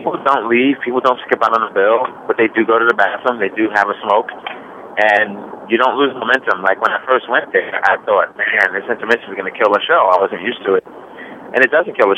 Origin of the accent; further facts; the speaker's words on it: United States; as an American